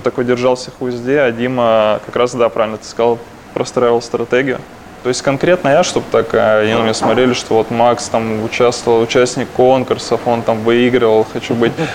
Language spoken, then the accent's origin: Russian; Krasnoyarsk, Krasnoyarsk Krai, Russia; я из Красноярска один человек, который пошел учиться в Барменскую ассоциацию России